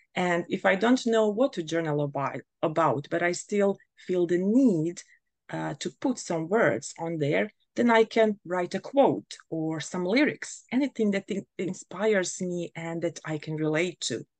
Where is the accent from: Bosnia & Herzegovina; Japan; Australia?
Bosnia & Herzegovina; now in Germany; I come from Bosnia and Herzegovina, but I currently live in Germany